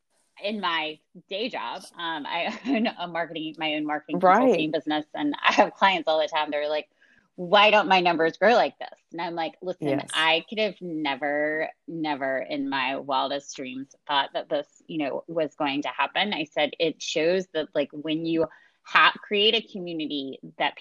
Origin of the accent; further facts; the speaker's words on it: Washington, North Carolina, United States; moved away as an adult; also born or lived in Chapel Hill, North Carolina; now in Atlanta, United States; I grew up in Little Washington in North Carolina